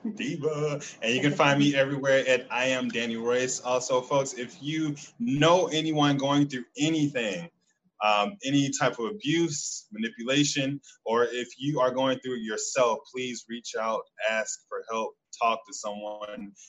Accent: Chicago, Illinois, United States; I'm from Chicago

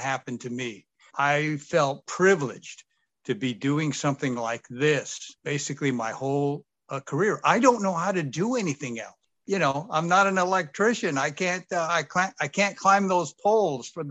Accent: Sacramento, California, United States; I grew up here. This is my hometown.

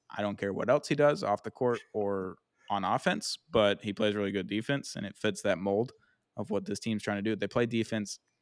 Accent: United States; I'm American

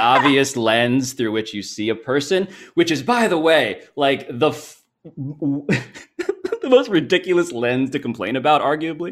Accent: New York City, New York, United States; I'm from New York City. I'm from Manhattan.

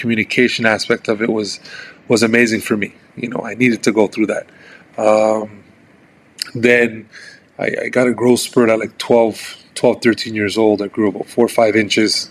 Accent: Montreal, Quebec, Canada; very, very, very poor area here in Montreal, I had to grow up kind of, you know, on my toes

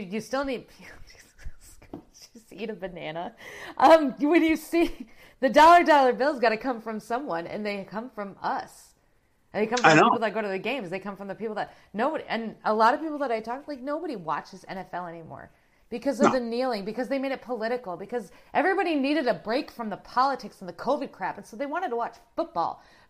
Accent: South Dakota, United States; now in Iowa, United States; And I was born and raised in South Dakota.

